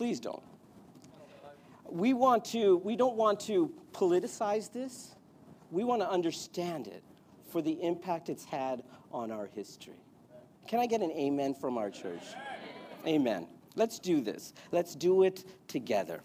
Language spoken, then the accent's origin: English; India; I'm Indian.